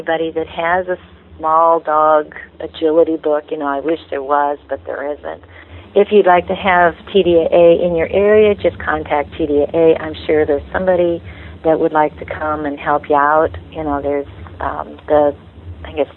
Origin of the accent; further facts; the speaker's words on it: Illinois, United States; I'm from Illinois